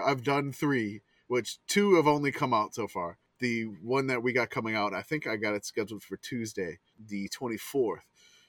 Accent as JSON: {"language": "English", "region": "the South", "country": "United States", "said": "I'm from the South, so no."}